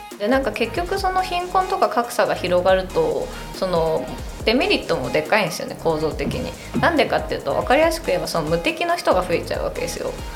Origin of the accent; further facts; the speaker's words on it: Tokyo, Japan; 京都生まれ江東区生まれ3歳から千代田区育ち